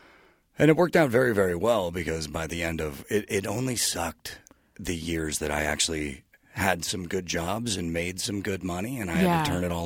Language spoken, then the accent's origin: English; Concord, California, United States; I grew up in Concord, California, in the East Bay area.